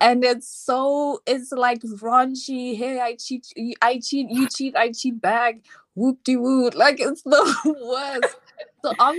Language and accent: English; Botswana; Hi. I'm from Botswana.